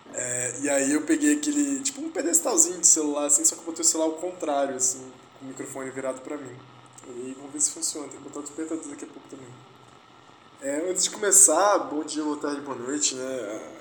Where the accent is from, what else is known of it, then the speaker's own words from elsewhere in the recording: Vitória, Espírito Santo, Brazil; moved away; Minha, minha terra natal. Vitória, capital do Espírito Santo